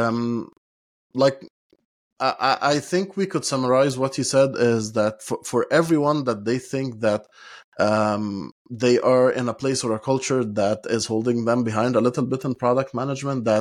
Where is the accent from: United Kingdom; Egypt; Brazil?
Egypt; moved away as an adult; now in Europe; I come from Egypt, and I've worked a lot in Egypt before moving to Europe